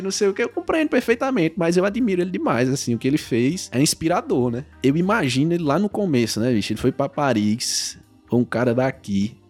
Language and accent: Portuguese; Crato, Ceará, Brazil; Eu sou nascido e criado no Crato.